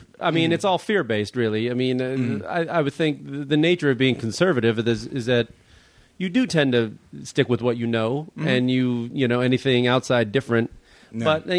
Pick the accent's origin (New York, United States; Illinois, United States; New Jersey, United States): Illinois, United States; Chicago; Chicago, so. My hometown.